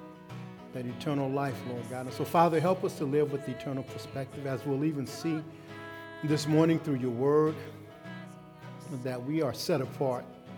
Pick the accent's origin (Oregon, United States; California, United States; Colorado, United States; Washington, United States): California, United States; Los Angeles; growing up in Los Angeles